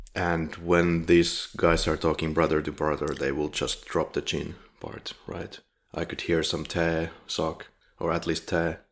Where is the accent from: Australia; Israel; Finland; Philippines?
Finland; now in Poland; I'm from Finland.